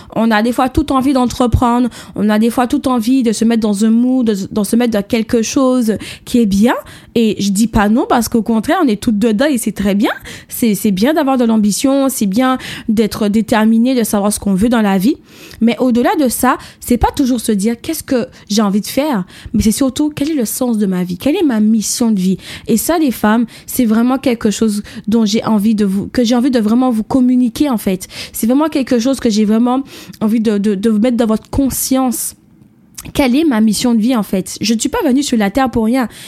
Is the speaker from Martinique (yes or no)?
yes; Martinique; mon pays, mon île, puisque je viens de la Martinique